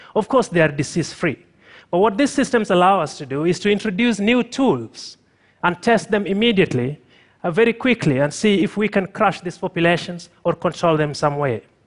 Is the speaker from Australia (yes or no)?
no; Tanzania; I'm from Tanzania